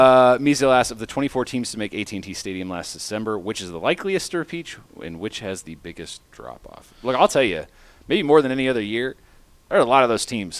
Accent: Lufkin, Texas, United States; …, I grew up in Lufkin and the crowd is great every game.

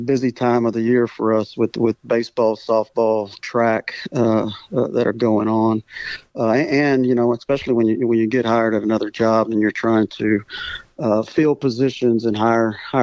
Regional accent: Refugio, Texas, United States; I grew up in the Coastal Bend in small little Refugio. And actually, I still live in Refugio

